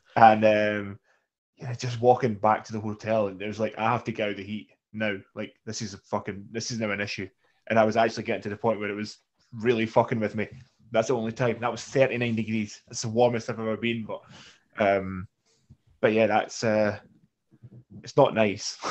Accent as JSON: {"language": "English", "region": "Scotland", "country": "United Kingdom", "said": "we're Scottish"}